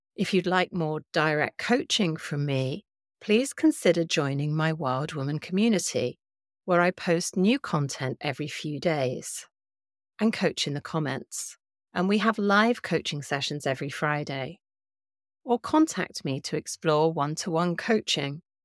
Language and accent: English; England, United Kingdom; as an English woman